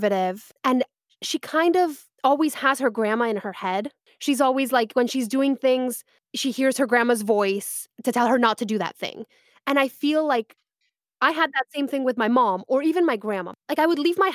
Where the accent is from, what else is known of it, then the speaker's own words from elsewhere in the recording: Santa Monica, California, United States; I grew up in California, in Santa Monica